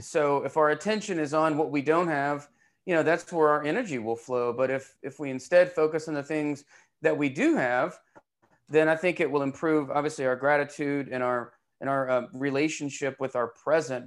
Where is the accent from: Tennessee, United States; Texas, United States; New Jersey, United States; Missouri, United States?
Tennessee, United States; Knoxville; I'm from Knoxville